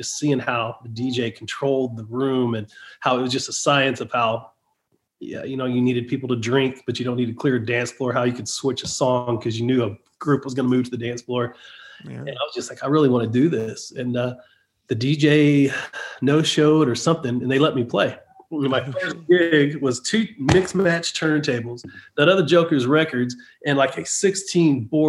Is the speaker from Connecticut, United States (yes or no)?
no; Nashville, Tennessee, United States; I'm from Nashville and I don't play Nashville a lot.